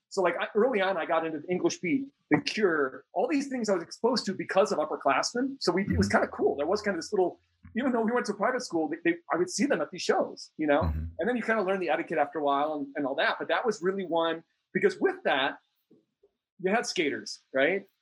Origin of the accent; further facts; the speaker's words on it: Minneapolis, Minnesota, United States; Minneapolis, Minnesota.